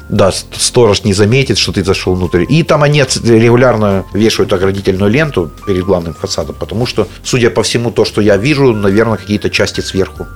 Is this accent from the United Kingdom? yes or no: no; Zaporizhzhia, Zaporizhzhia Oblast, Ukraine; я вырос на Верхней Хортице, это мой родной район